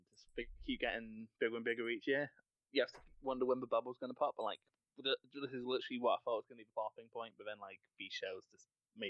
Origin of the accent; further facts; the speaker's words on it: Scotland, United Kingdom; I'm actually Scottish.